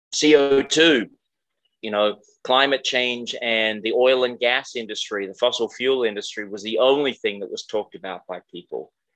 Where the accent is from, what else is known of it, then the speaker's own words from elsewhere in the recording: Australia; moved away as an adult; also born or lived in Iowa, United States; now in United States; I'm Australian originally.